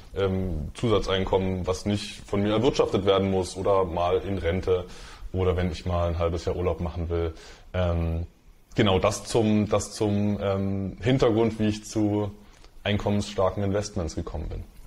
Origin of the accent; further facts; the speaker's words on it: Dresden, Saxony, Germany; Ich bin in, bin in Dresden aufgewachsen